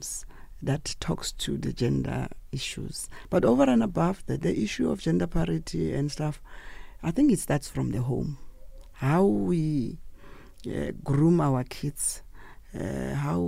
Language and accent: English; Potchefstroom, North West, South Africa; I come from the Western Transvaal area of Potchefstroom. That's where I was born and bred.